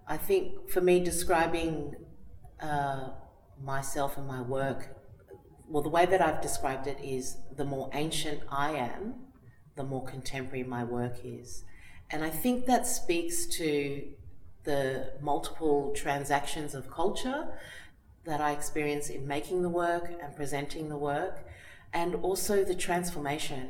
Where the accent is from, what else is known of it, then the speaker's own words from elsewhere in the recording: Australia; a Tongan who was born in Australia and lives in Australia